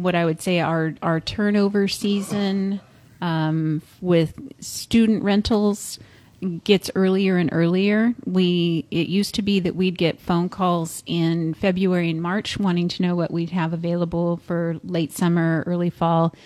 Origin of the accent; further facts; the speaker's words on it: San Luis Obispo, California, United States; I was born in San Luis Obispo